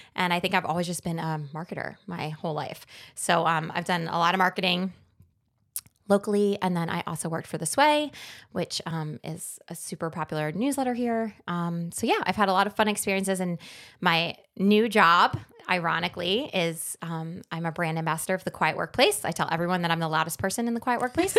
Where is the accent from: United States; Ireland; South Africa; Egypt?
United States; New Jersey; moved away as an adult; also born or lived in Washington, D.C.; I'm from New Jersey, which most people usually can figure out quickly